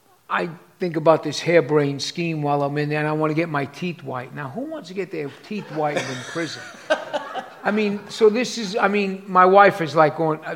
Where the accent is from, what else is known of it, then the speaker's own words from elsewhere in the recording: New York City, New York, United States; also born or lived in East Harlem / City Island / Staten Island / Manhattan; I am from New York City, obviously. I was born on 116th Street in Pleasant Avenue.